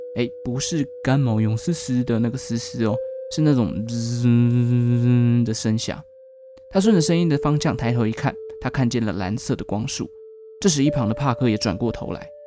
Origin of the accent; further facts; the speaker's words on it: Taichung, Taiwan; moved away; 我的家乡台中